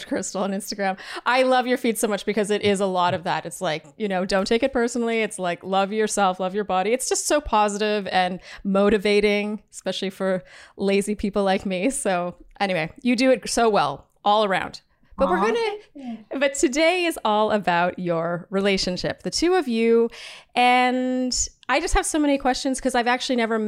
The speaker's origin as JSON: {"language": "English", "country": "Canada", "said": "I am Canadian"}